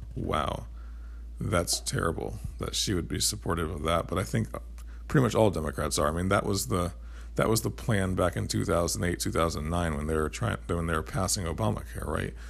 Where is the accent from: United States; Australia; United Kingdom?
United States; as an American